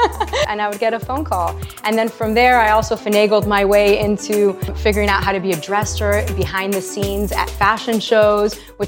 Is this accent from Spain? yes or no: yes; Madrid, Community of Madrid, Spain; moved away as an adult; also born or lived in New York City; I was born in Madrid.